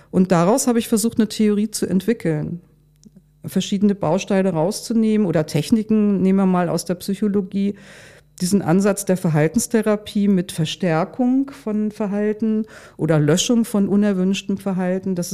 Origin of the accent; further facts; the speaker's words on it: Lower Saxony, Germany; born there; Ja, und dann bin ich nach Hildesheim gefahren und ich komme ja hier aus der Gegend. Also für, für mich war das auch sehr vertraut.